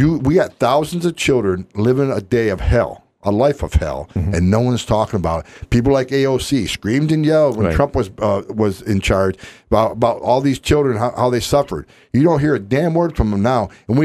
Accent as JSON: {"language": "English", "town": "West Carthage", "region": "New York", "country": "United States", "tie": "born or raised there", "also_born_or_lived": "Utica, New York / California", "moved": "as an adult", "said": "I grew up in West Carthage, New York"}